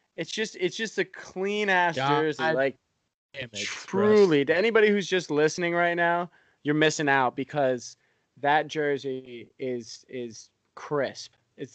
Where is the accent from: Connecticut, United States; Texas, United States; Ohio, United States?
Connecticut, United States; I grew up in Connecticut.